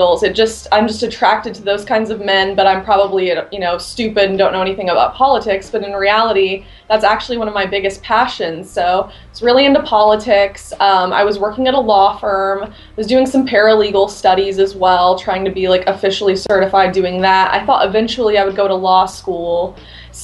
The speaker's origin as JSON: {"language": "English", "region": "Illinois", "country": "United States", "tie": "born or raised there", "moved": "yes", "lives_now": "Indiana, United States", "said": "So I grew up going to school in Illinois, but I live in Indiana now and spent a lot of time here as a kid."}